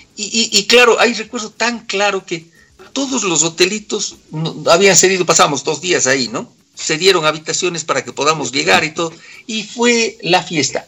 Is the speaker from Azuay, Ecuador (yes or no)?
yes; Cuenca, Azuay, Ecuador; accent: cuencano; moved away as an adult; now in Quito, Ecuador; toda la vida seguiré hablando como cuencano. Yo digo siempre, soy cuencano de nacimiento, quiteño de corazón